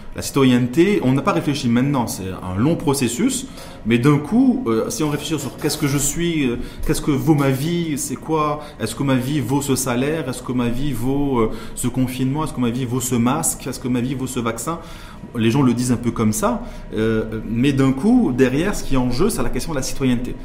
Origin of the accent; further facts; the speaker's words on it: Morocco; en tant que Marocain